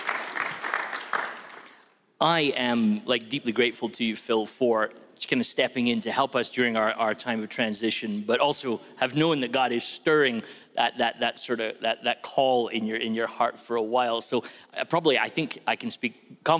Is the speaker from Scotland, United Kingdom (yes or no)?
yes; Scotland, United Kingdom; I am a Scotsman.